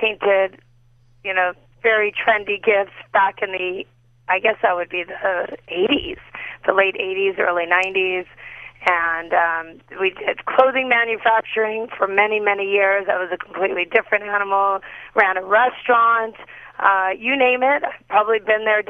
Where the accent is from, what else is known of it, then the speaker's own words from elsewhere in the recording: Los Angeles, California, United States; I'm a Valley girl, born and raised in L.A.